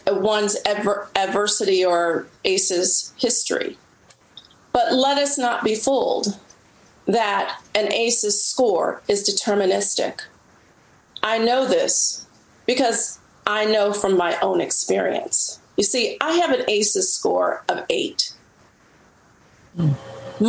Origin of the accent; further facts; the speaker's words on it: Cincinnati, Ohio, United States; now in Washington, D.C., United States; I grew up in Cincinnati, Ohio